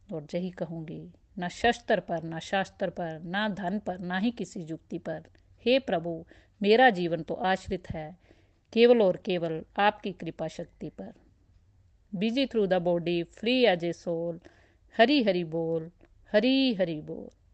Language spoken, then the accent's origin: Hindi; Sujanpur, Punjab, India; now in Delhi, India; मैं basically Sujanpur district Pathankot की रहने वाली हूँ और अब मैं अपनी फैमिली के साथ दिल्ली में रह रही हूँ